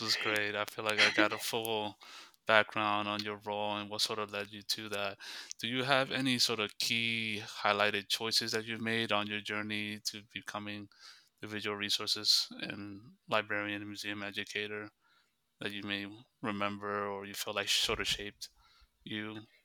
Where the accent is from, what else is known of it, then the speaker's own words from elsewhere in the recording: United States; I'm also of Dominican descent. I was born in the United States